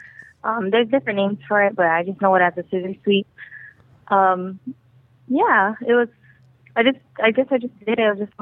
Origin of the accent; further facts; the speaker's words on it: Texas, United States; now in Shreveport, United States; I'm from originally from Texas, but I live in Fernandina, Shreveport, Bossier, Louisiana.